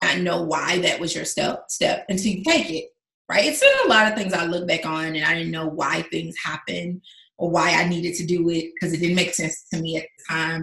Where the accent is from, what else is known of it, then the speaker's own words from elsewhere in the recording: the South, United States; moved away as an adult; also born or lived in Los Angeles, United States / Las Vegas, United States; my hometown's two hours away from here. On the drive to Atlanta